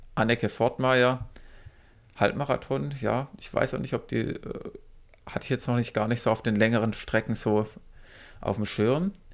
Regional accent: near Ludwigsburg, Baden-Württemberg, Germany; erst in Ludwigsburg, also hier fast in meiner Heimat

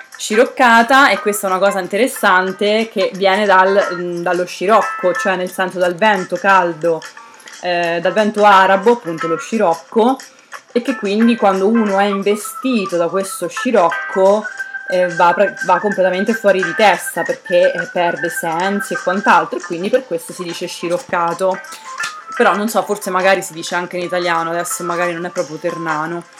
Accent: Terni, Umbria, Italy; moved away; also born or lived in Basilicata (grandparents) / northern Italy; sono cresciuta a Terni

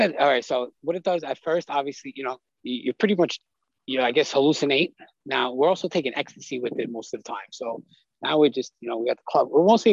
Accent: Staten Island, New York, United States; So yeah, I'm from Staten Island, New York. So it's like, everybody knows everyone on the block or whatever.

